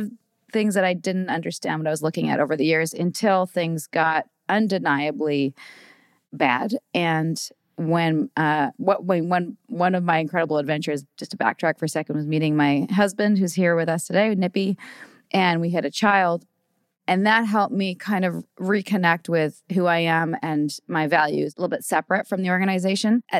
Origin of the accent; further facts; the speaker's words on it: Vancouver, British Columbia, Canada; I'm from Vancouver, born and raised there